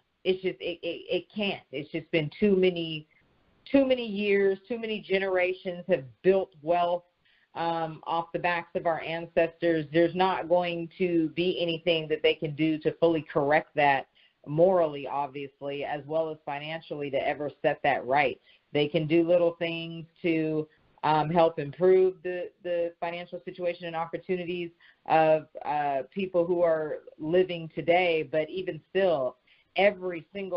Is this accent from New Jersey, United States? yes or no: no; the Bay Area, California, United States; now in Atlanta, United States; I am originally from California, the Bay Area